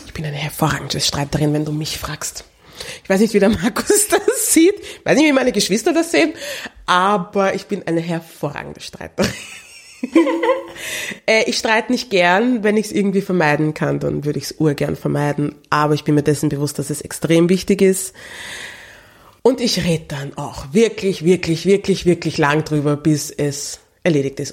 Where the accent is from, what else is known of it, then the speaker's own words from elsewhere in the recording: Austria; aufgewachsen ist in Österreich